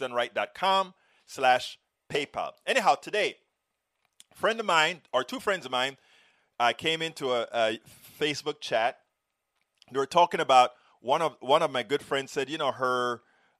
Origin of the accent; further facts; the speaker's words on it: Panama; moved away; we grew up together back in Panama